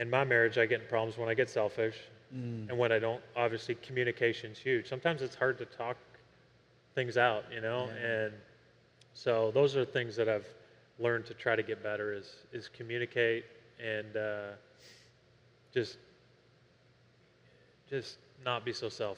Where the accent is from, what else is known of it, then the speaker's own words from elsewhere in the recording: Canada; I grew up in Canada where it's countercultural where I grew up to be a Christian